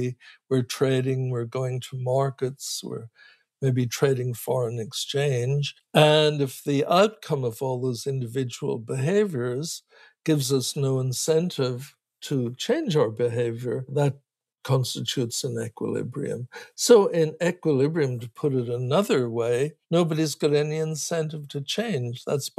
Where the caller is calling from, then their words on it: California, United States; You can have an earthquake, and where I'm talking from California, that can have a bad enough circumstances, maybe several thousand people get killed.